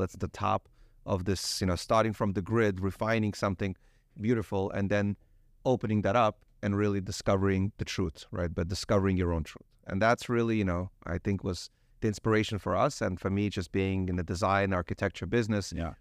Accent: Ukraine; now in United States; I originally I'm from Ukraine. So I'm actually arrived here as an immigrant uh, about 30 years ago

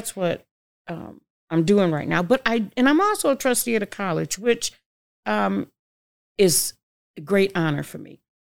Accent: Syracuse, New York, United States; Well, I grew up poor in Syracuse, New York.

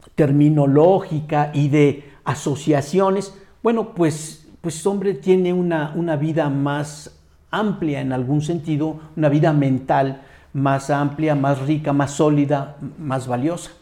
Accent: Mexico

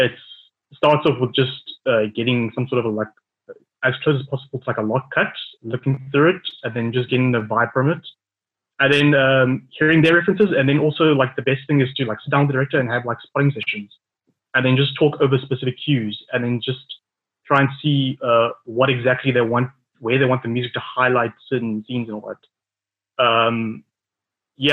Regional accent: Johannesburg, Gauteng, South Africa; now in Cape Town, South Africa; I'm originally from Johannesburg. I'm a composer based in Cape Town

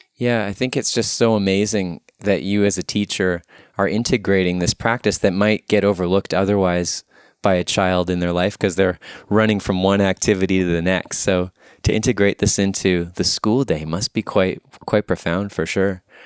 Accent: Winnipeg, Manitoba, Canada; I'm here back in my hometown of Winnipeg.

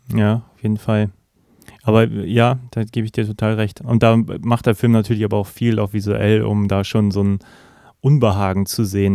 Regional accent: Germany; als Deutscher

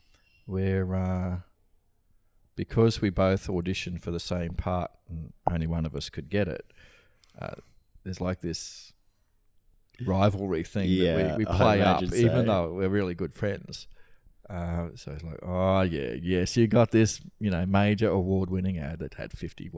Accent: Brisbane, Queensland, Australia; Yeah. Yeah, I was born here.

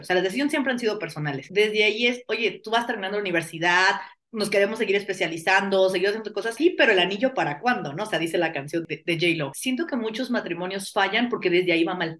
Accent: Mexico; somos mexicanos

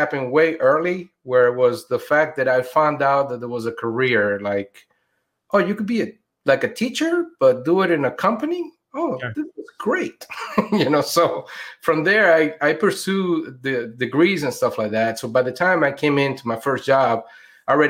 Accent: Venezuela; now in Orlando, United States; I was born in Venezuela

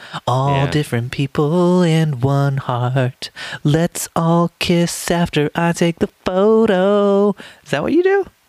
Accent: United States; now in England, United Kingdom; Well, I'm an American in England, so everyone likes to ask me questions.

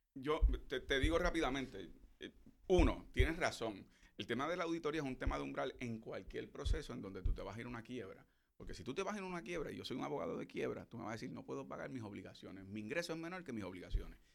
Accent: Puerto Rico; Nosotros no somos puertorriqueños americanos, somos puertorriqueños

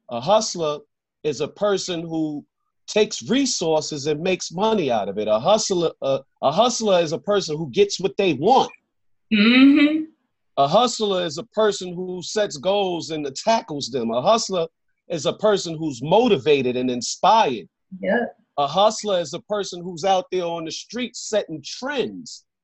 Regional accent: New York, United States; a little background of the New York, the New York I grew up in.

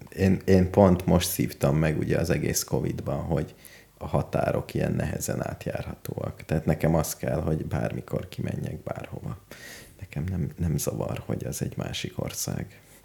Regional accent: Hungary; hogyha magyar vagyok, Engem mindenhol szeretnek

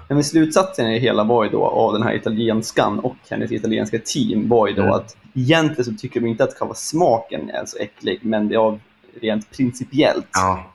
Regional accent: Sweden; vi svenskar

